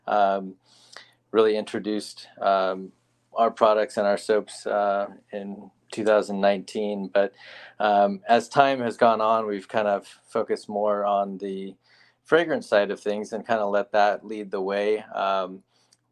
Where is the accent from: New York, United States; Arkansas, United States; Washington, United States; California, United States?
California, United States; Southern; moved away as an adult; also born or lived in San Diego, California; now in Omaha, United States; I'm born and raised in Southern California